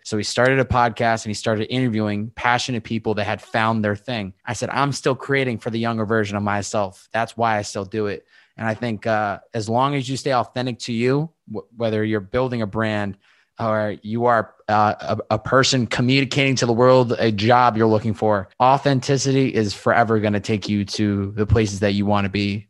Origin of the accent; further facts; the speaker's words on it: Western Massachusetts, United States; also born or lived in Boston; I'm from Western Massachusetts